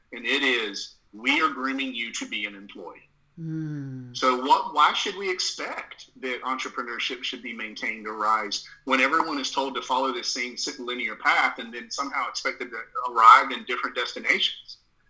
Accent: the South, United States; accent: Southern; which I found surprising given my Southern accent

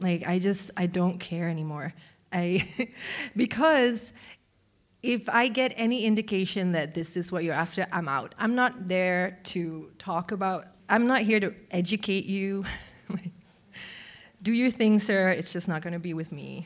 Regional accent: Malaysia; moved away; growing up in Malaysia, I was a very large, also fat, uh, young kid

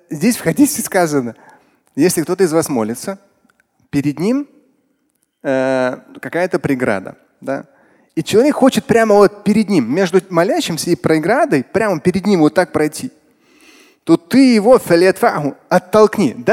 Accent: Russia; Меня среди них не было, нет, я татарин.

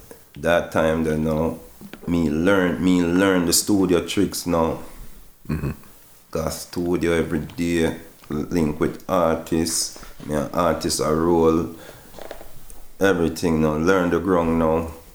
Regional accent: Jamaica; we're the only song when I come from Jamaica, … on the flyers.

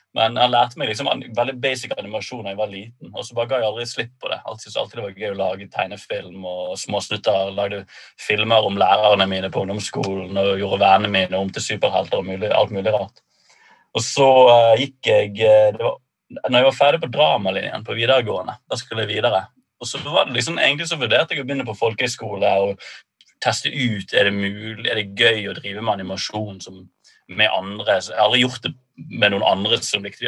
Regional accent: Bergen, Vestland, Norway; moved away as an adult; Jeg er født og oppvokst i Bergen

